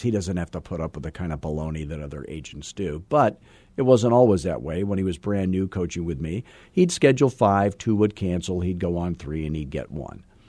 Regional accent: Scottsdale, Arizona, United States; I am from Scottsdale, Arizona

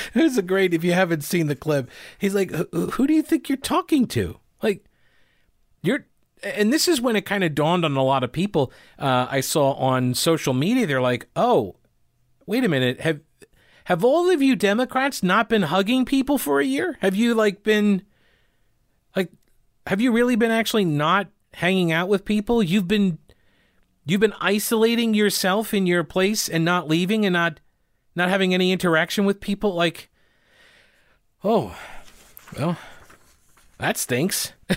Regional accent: United States; me being an American

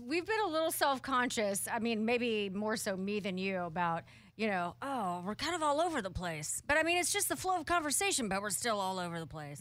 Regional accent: Portland, Oregon, United States; my hometown

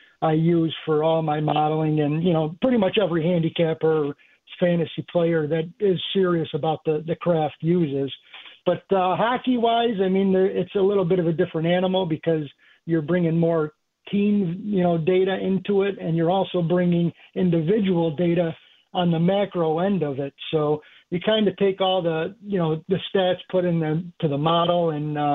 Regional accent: Chicago, Illinois, United States; I grew up in Chicago, South Side

